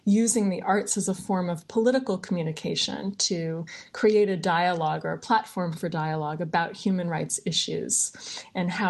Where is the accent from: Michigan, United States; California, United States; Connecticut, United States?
Michigan, United States; Ann Arbor; moved away as an adult; now in Bangkok, Thailand; I grew up in Michigan in a really sort of nice, comfortable hometown, Ann Arbor, Michigan